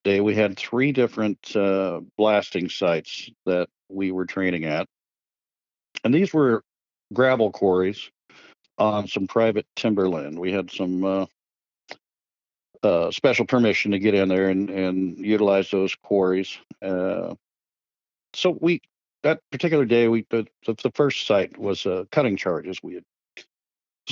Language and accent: English; Pacific Northwest, United States; growing up in the Pacific Northwest